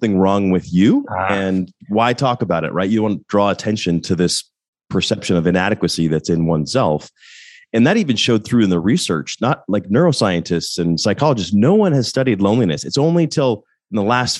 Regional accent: Littleton, Colorado, United States; moved away as an adult; also born or lived in Oxford, Ohio; now in Atlanta, United States; I grew up in Denver, Colorado, actually Littleton, right outside Denver

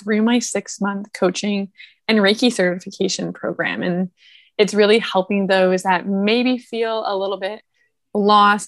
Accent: Toronto, Ontario, Canada; moved away; I'm initially from Toronto

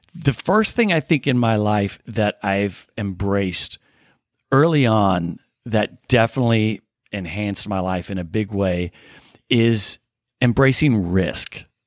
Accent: Southern Illinois, United States; I grew up in Southern Illinois, right on the Illinois Missouri border

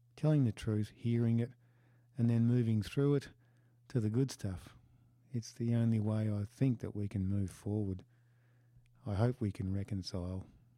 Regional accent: Western Australia, Australia; They're the places I grew up in.

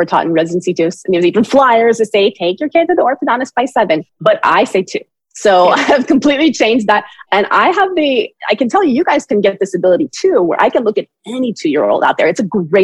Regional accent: Berkeley, California, United States; I'm from Berkeley

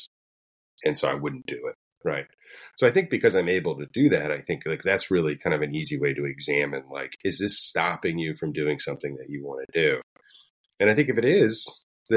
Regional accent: Florida, United States; I'm from Florida

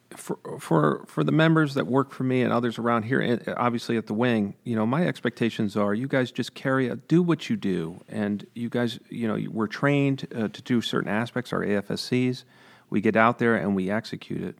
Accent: Freehold, New York, United States; also born or lived in Hudson, Columbia County, New York; I grew up in Greene County

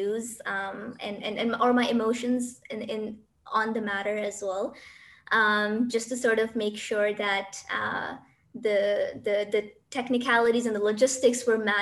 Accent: Pakistan; moved away as an adult; now in United Arab Emirates; Even though I'm from Pakistan, I'm currently in the UAE

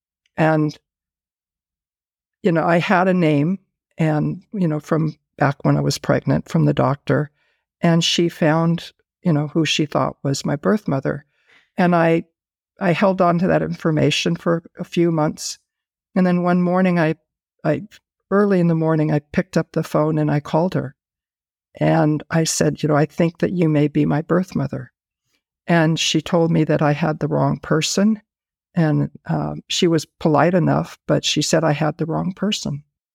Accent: Buffalo, New York, United States; born there; She gave me the information of the doctor that delivered me back in New York, where I was born in Buffalo, New York.

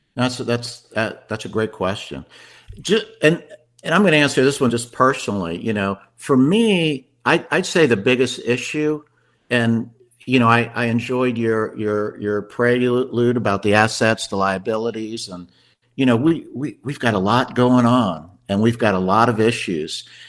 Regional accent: Washington, District of Columbia, United States; moved away as an adult; also born or lived in Chapel Hill, North Carolina; now in Asheville, United States; I grew up in the Washington, D.C. area

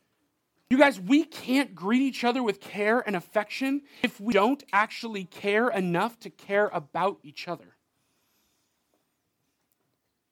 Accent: United States; I'm an American.

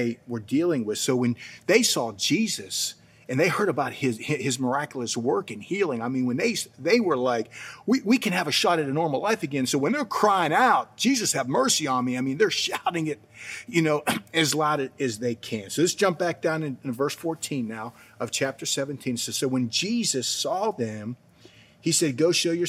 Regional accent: New Castle, Pennsylvania, United States; moved away; I grew up in Newcastle, Pennsylvania.

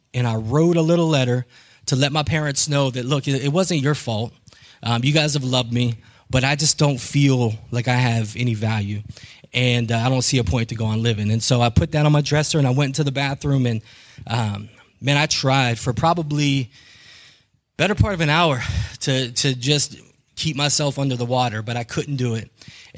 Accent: Steubenville, Ohio, United States; born there; also born or lived in Kentucky / Honolulu / Killeen; I was born in Steubenville, but I lived in Mingo. And at 2 years old, we moved out of the area

